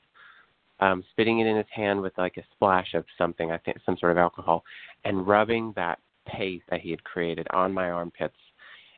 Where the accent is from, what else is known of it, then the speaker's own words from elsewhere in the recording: Appalachian Mountains, southeast Kentucky, United States; I'm from the Appalachian Mountains in southeast Kentucky.